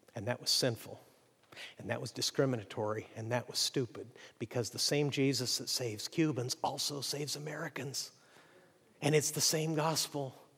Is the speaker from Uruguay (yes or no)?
no; Mexico; moved away as an adult; now in United States; I grew up in Mexico